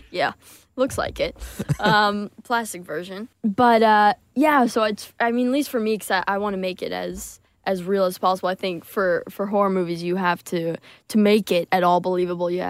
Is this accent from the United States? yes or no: no; United Kingdom; We're British, so we have